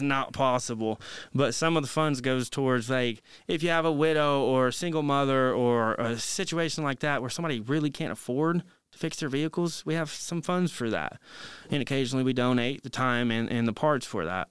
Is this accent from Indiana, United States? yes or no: yes; Marion, Indiana, United States; my hometown, Marion, Indiana